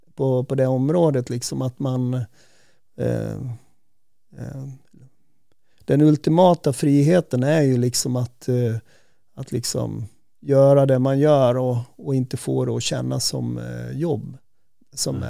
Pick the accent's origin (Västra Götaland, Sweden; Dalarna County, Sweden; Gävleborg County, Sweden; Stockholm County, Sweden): Dalarna County, Sweden; Säter; moved away; jag var ju uppvuxen i, i Säter